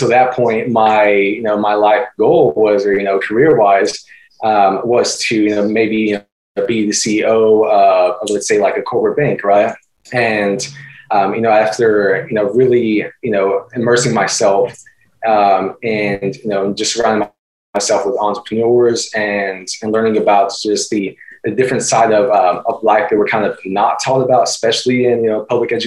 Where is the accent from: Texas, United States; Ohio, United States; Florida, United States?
Texas, United States; Austin; moved away as an adult; also born or lived in Houston, Texas; now in San Antonio, United States; I'm 25 currently, born and raised in Austin, Texas